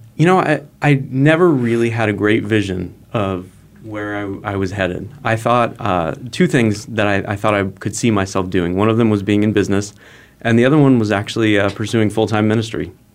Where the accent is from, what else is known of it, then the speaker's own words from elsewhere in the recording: Phoenix, Arizona, United States; moved away; also born or lived in Fullerton, California / San Diego, California; Phoenix, back to my hometown